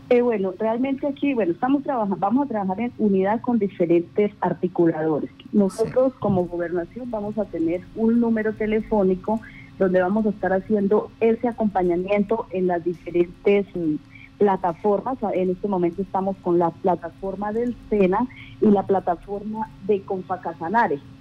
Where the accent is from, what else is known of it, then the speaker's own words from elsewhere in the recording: Colombia; nosotros como colombianos